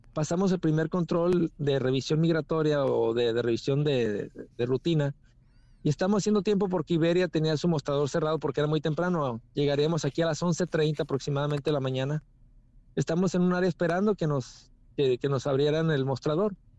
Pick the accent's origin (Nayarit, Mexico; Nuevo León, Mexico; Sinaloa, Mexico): Sinaloa, Mexico; somos cuatro de Sinaloa, entre ellos yo